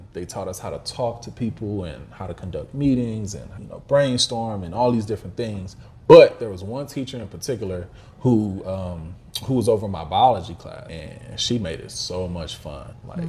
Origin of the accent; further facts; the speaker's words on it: Midwest, United States; And growing up in the Midwest, where, you know, blacks are not the majority like it is in some places in the South